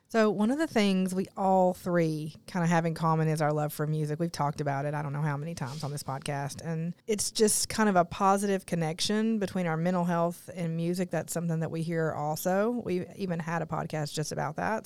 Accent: Newport, Tennessee, United States; I grew up in Newport, Tennessee, and all of my cousins were within walking distance of my grandmother's house

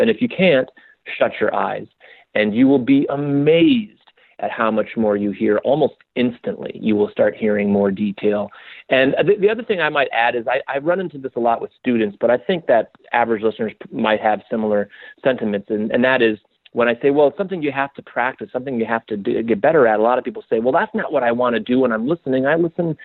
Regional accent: Spokane, Washington, United States; now in New York, United States; Spokane, which is my hometown

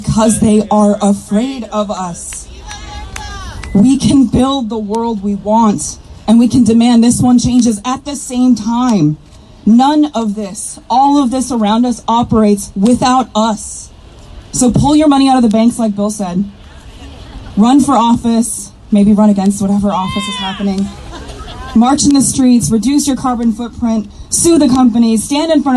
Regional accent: Kuchiching First Nation, Ontario, Canada; I'm Bear Clan from Kuchiching First Nation

